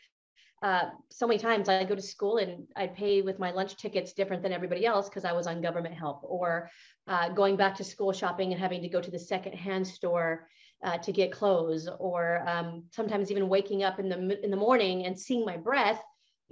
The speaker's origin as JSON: {"language": "English", "region": "Montana", "country": "United States", "tie": "born or raised there", "also_born_or_lived": "California", "said": "growing up in Montana. I was very poor."}